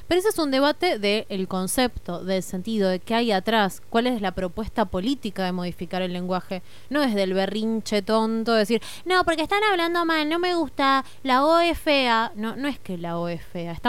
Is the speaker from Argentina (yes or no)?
yes; Argentina; Somos Argentina, no somos España.